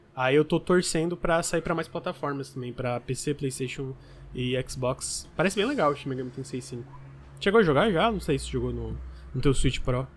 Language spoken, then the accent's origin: Portuguese; Criciúma, Santa Catarina, Brazil; eu sou de Criciúma que é média para pequena